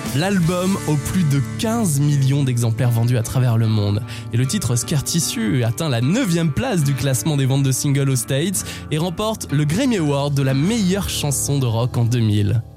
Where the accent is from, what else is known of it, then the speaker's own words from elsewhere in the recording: France; chez nous en France